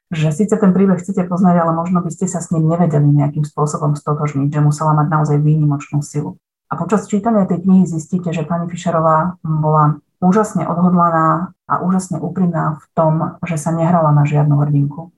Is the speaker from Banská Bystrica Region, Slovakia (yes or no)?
yes; Lučenec, Banská Bystrica Region, Slovakia; Ona je rovnako ako ja rodáčka z Lučenca